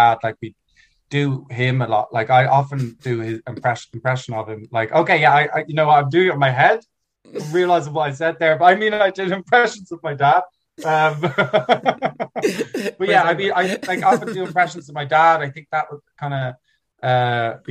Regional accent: Dublin, Leinster, Ireland; also born or lived in New York; I am from a German family, but I grew up in Ireland

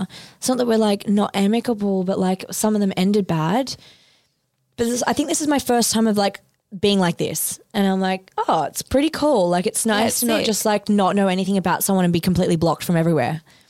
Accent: Australia; It was in my name anyway because I'm Australian, he's not.

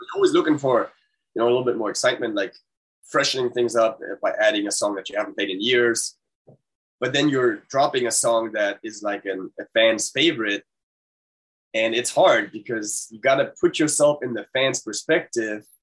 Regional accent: Germany; moved away as an adult; now in United States; I'm German

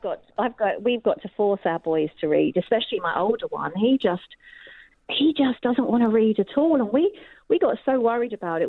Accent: Essex, East of England, United Kingdom; also born or lived in Edinburgh, Scotland; we moved down from Edinburgh to Essex when I was nearly eight

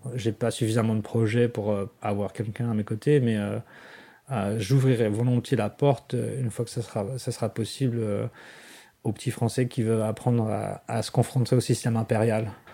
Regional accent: France; now in Washington, United States; je suis français plus que jamais

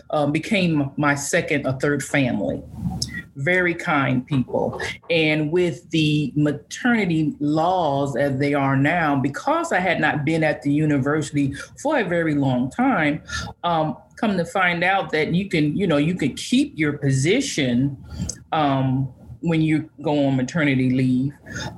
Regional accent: Valdosta, Georgia, United States; I come from Valdosta, Georgia. I had worked 6 or 7 years there.

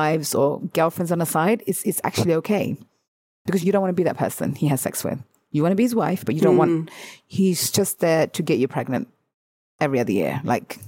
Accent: United Kingdom; as British people

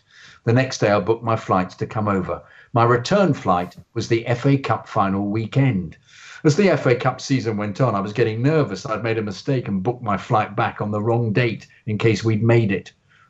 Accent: Victoria, Australia; I grew up in Victoria, where Australian rules football, AFL, is the sport which you played, or netball if you were female.

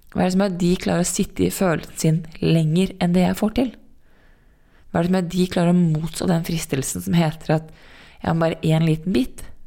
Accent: Norway; also born or lived in New York

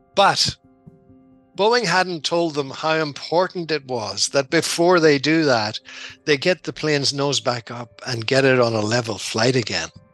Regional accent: Dungannon, Northern Ireland, United Kingdom; moved away as an adult; also born or lived in Belfast / Zimbabwe; now in Seattle, United States; I'm from Tyrone. I'm from Dungannon in County Tyrone

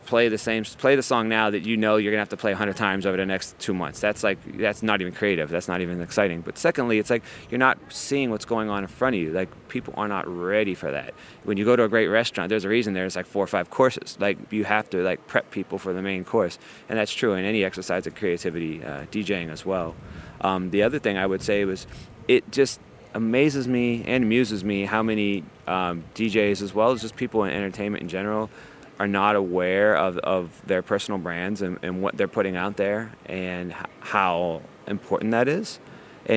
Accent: Ohio, United States; moved away as an adult; now in New York, United States; I grew up in Ohio

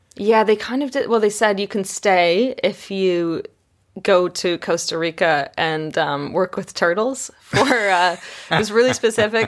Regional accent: Canada; I grew up in Canada

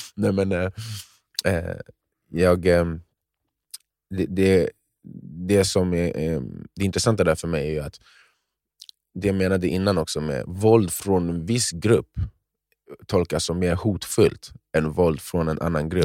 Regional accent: Sweden; jag är uppfostrad i Sverige

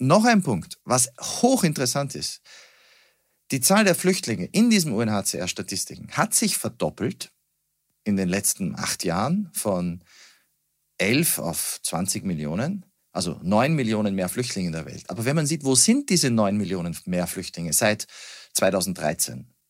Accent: Salzburg, Austria; moved away as an adult; now in Berlin, Germany; ich bin Wahl-Berliner, geboren in Salzburg, aufgewachsen in Österreich

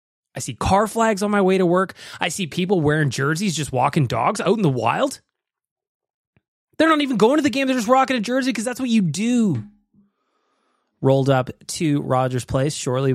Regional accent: Edmonton, Alberta, Canada; I'm from Edmonton

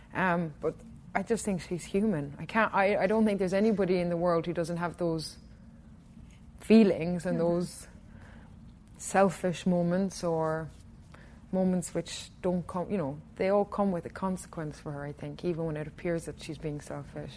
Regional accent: Killarney, Munster, Ireland; my hometown in Killarney

